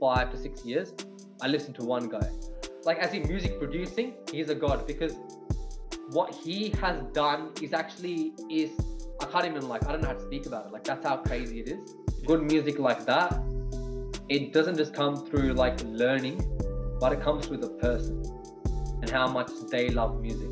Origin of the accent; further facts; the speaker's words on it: Melbourne, Victoria, Australia; first language Punjabi; English is a second language; I was born here. In the start, like, my parents always spoke Punjabi